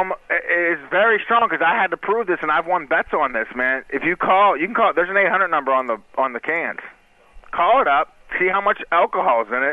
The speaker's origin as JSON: {"language": "English", "town": "Pittsburgh", "region": "Pennsylvania", "country": "United States", "said": "I'm from Pittsburgh"}